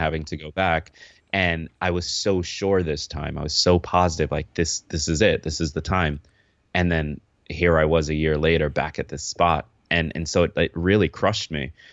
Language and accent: English; upstate New York, United States; also born or lived in Kingston, Jamaica; now in New York City, United States; I grew up upstate New York